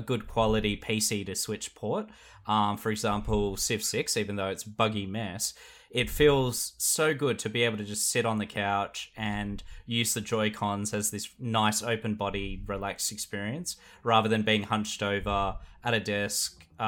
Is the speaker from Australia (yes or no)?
yes; South Australia, Australia; It's culturally my heritage. I come from South Australia.